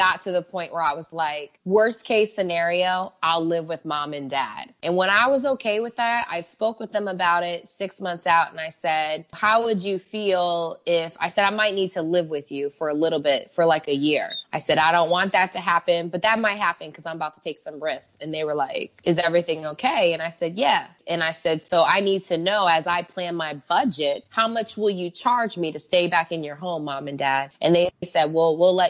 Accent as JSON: {"language": "English", "country": "United States", "tie": "born or raised there", "moved": "as an adult", "lives_now": "Mexico", "said": "growing up in America"}